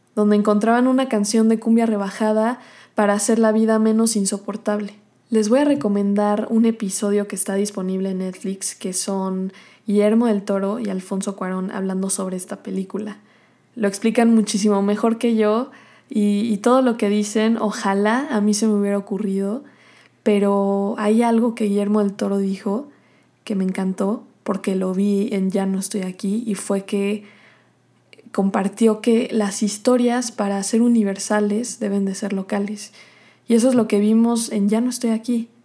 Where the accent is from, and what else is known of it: Mexico